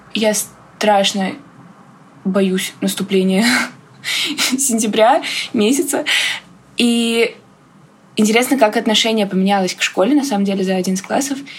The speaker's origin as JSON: {"language": "Russian", "region": "Moscow", "country": "Russia", "said": "Я из Москвы, мне 17 лет."}